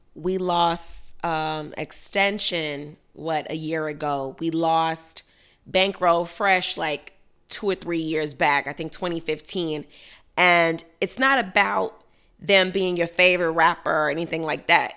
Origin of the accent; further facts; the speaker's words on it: Chicago, Illinois, United States; now in Miami, United States; my hometown, Chicago, Illinois